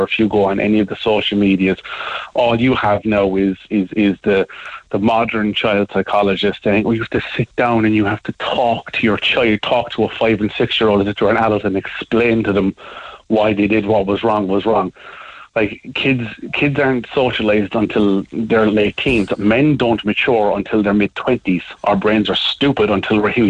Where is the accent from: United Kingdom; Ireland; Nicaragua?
Ireland; Crosshaven, Munster; I'm from Crosshaven